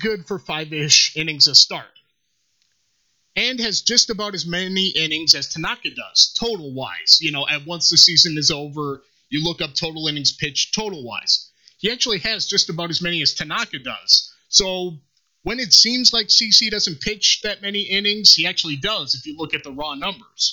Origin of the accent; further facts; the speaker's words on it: Minnesota, United States; Me being a Minnesotan, a transplant Yankee fan